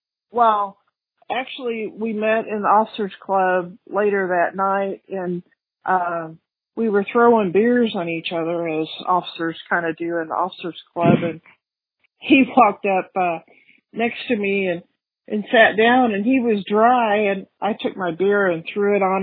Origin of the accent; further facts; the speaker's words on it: Cape Girardeau, Missouri, United States; I grew up in Cape Girardeau